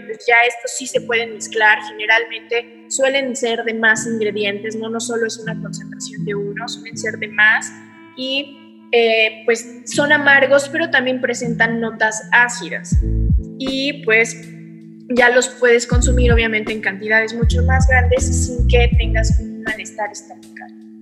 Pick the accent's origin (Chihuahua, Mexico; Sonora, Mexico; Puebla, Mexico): Puebla, Mexico; also born or lived in Querétaro; now in Mexico City, Mexico; yo soy de Puebla y me encanta siempre decir que soy de Puebla